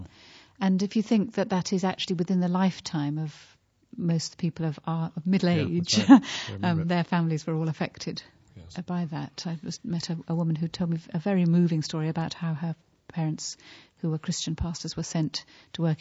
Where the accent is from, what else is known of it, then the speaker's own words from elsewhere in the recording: United Kingdom; as a British person